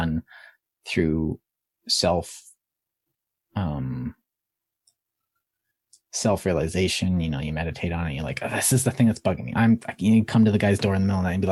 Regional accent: Canada; I'm Canadian.

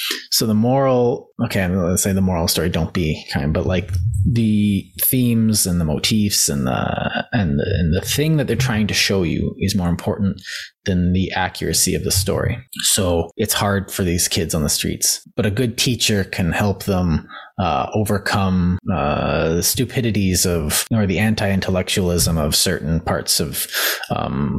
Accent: Canada; I'm from Canada

